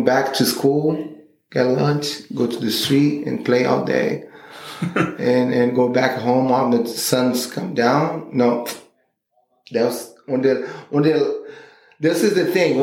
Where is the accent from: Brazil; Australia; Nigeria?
Brazil; Rio de Janeiro; English is a second language; I born in the 75 and grew up in the 80s in Rio de Janeiro